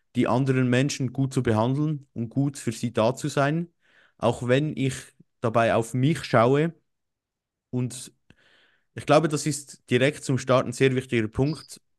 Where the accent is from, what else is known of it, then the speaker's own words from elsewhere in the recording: Switzerland; bei uns in der Schweiz